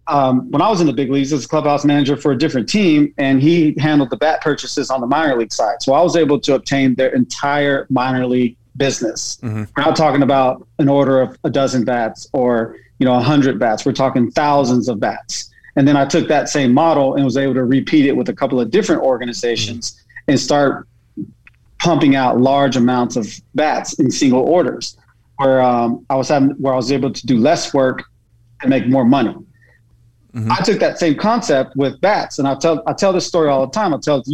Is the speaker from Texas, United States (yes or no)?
yes; Texas, United States; also born or lived in Germany; I'm from Texas originally. Okay. I was born in Germany.